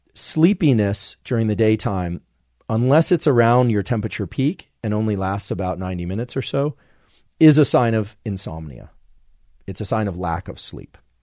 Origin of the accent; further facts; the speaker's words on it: California, United States; as a Californian